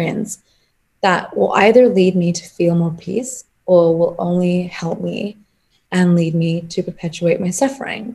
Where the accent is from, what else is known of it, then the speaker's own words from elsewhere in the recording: England, United Kingdom; So I'm Punjabi. That's where my family is originally from. So I grew up in England